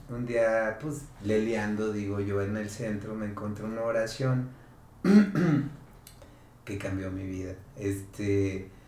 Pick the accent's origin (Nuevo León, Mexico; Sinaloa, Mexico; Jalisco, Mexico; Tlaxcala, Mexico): Jalisco, Mexico; El Batán; en el Batán, yo soy del Batán, me bajaba en el santuario